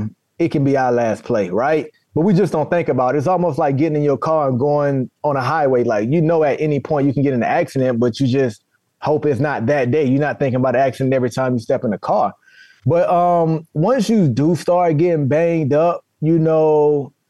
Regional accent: South Florida, United States; I come from South Florida, so that back down, want to play man-to-man, that's in me

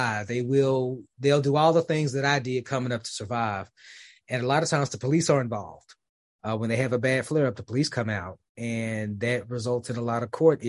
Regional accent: Memphis, Tennessee, United States; now in Dallas, United States; my hometown of Memphis, even though I live in Dallas

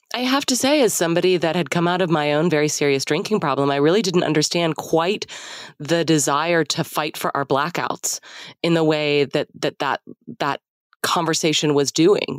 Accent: Dallas, Texas, United States; also born or lived in Austin; I grew up in Dallas in a pretty conservative part of the city in the 80s

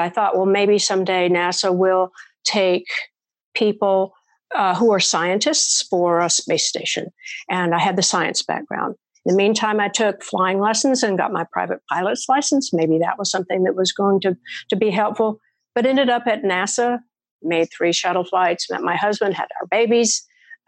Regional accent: Murfreesboro, Tennessee, United States; I live in my hometown

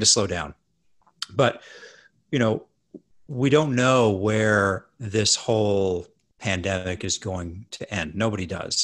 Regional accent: Edmonton, Alberta, Canada; I grew up in Canada

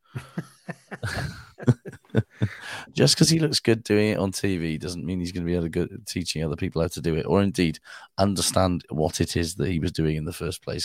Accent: Wales, United Kingdom

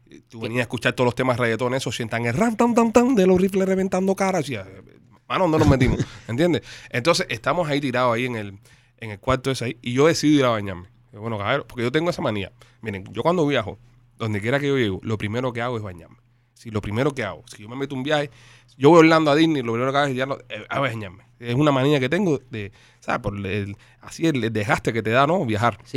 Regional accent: Cuba; moved away; Yo no vi una escalera de caracol desde que, vine de Cuba.

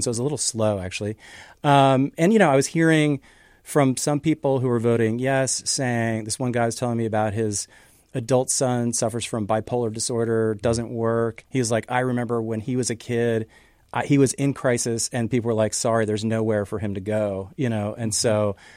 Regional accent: Canada; now in Seattle, United States; I'm from Canada originally

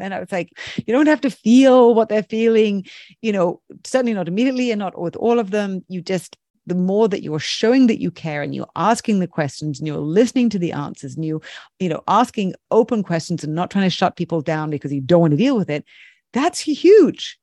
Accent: United Kingdom; I'm very British

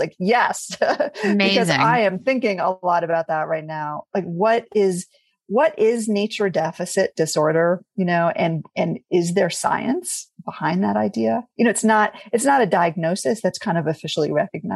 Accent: New York City, New York, United States; I grew up actually in New York City

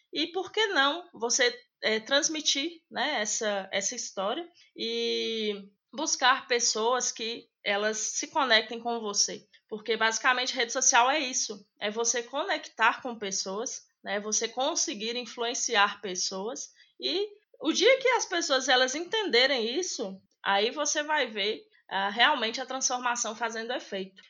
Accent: Medina, Minas Gerais, Brazil; moved away as an adult; now in Belo Horizonte, Brazil; eu não sou de Belo Horizonte, né? Hoje eu moro aqui, mas eu sou do interior de Minas, uma cidade pequena chamada Medina, e eu vim embora para cá para estudar

